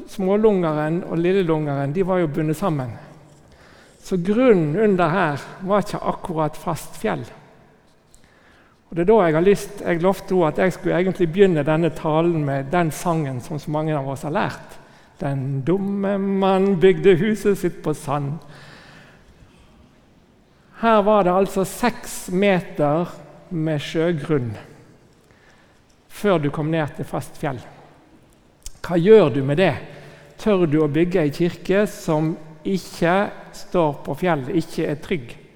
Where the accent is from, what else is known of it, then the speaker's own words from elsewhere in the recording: Northern Norway, Norway; Jeg som er innflytter, selv om dere ikke hører det på dialekten, så er jeg egentlig nordlending som har kommet her til ganske nylig.